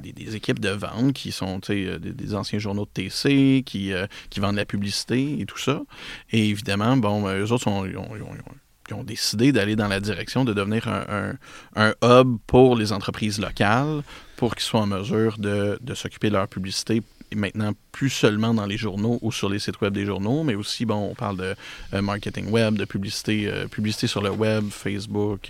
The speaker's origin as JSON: {"language": "French", "town": "Repentigny", "region": "Quebec", "country": "Canada", "tie": "born or raised there", "lives_now": "L'Épiphanie, Canada", "said": "je suis un gars de Repentigny"}